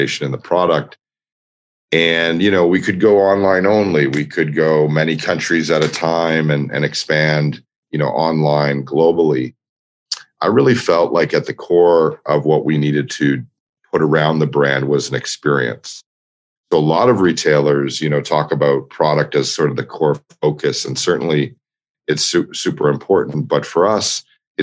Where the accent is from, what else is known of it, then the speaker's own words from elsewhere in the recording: Toronto, Ontario, Canada; moved away as an adult; also born or lived in New York; in my hometown of Toronto